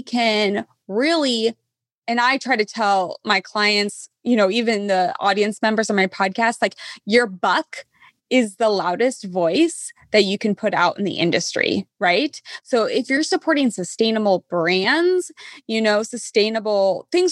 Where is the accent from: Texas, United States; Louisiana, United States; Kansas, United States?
Kansas, United States; now in California, United States; I'm from Kansas. Okay. I live in California.